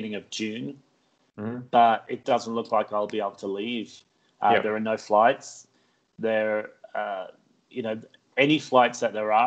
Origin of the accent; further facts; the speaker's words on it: Australia; moved away as an adult; also born or lived in United Kingdom; now in Mexico; I'm originally from Australia, but once again, I haven't lived in Australia for more than 10 years